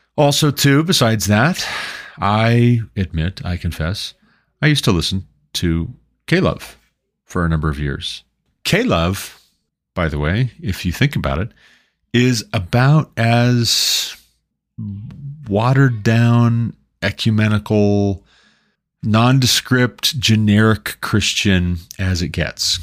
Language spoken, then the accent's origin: English; Montana, United States; moved away as an adult; also born or lived in Southern Ohio; now in Colorado, United States; until we moved away from Southern Ohio back to my home state of Montana